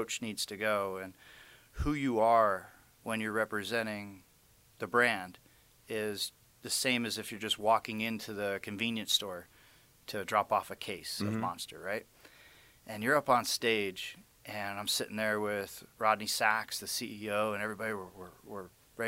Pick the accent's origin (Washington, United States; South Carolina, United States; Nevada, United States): Nevada, United States; Las Vegas; my hometown of Las Vegas